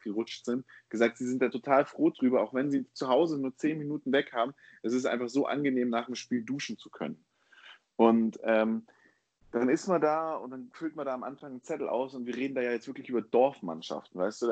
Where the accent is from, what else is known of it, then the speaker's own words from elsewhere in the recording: Baden-Württemberg, Germany; moved away; In Baden-Württemberg ist es auch so, wo ich ja ursprünglich herkomme